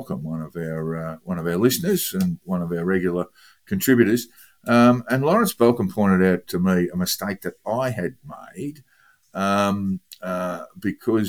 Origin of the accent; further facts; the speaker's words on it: Melbourne, Victoria, Australia; growing up in Melbourne